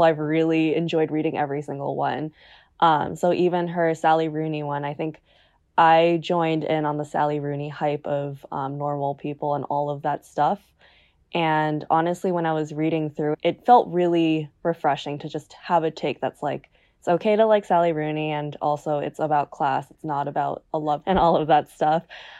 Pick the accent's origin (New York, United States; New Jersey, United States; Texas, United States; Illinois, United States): New Jersey, United States; So obviously I'm American. Mm-hmm. And having grown up in New Jersey, I think like I was really taught about pretty much everything.